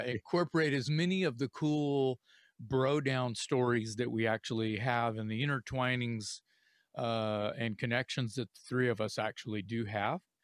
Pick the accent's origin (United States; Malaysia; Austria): United States; Corpus Christi, Texas; I'm from South Texas. I'm from Corpus Christi